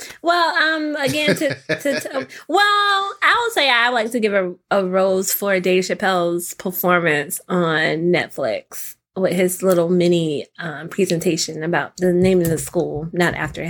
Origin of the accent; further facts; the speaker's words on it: the South, United States; I grew up in the South